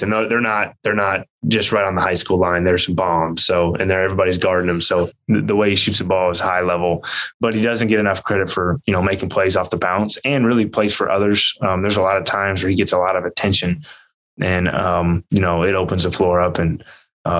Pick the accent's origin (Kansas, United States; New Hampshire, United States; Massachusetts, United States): Kansas, United States; I grew up in Kansas.